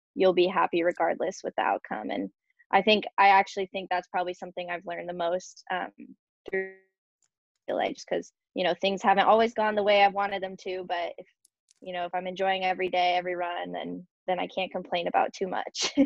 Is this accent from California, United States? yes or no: yes; San Marcos, California, United States; that college is in my hometown, San Marcos